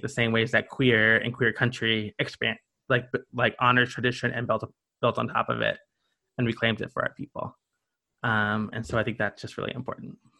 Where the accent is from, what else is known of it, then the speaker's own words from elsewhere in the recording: the South, United States; now in Greensboro, United States; I grew up in the South